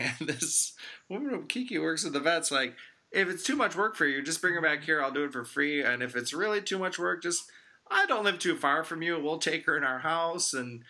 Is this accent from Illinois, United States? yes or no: yes; Chicago, Illinois, United States; I'm a Chicagoan, Texas sweat captain, but it's not too far from here.